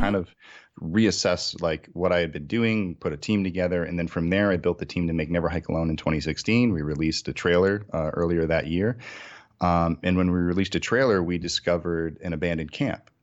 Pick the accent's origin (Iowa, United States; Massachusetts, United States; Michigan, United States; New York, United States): Massachusetts, United States; moved away as an adult; now in Los Angeles, United States; I'm originally from Massachusetts, uh, in New England. So I grew up there my entire life